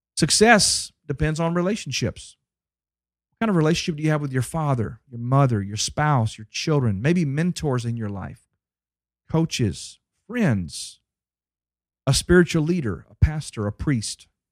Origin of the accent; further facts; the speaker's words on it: Dallas, Texas, United States; my hometown